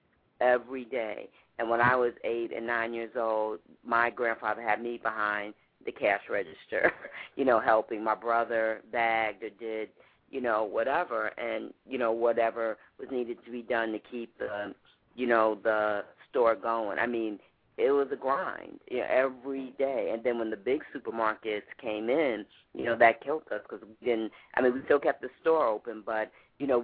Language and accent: English; New York City, New York, United States; now in Chicago, United States; I'm from New York, and we had a grocery store, a mom-and-pop grocery store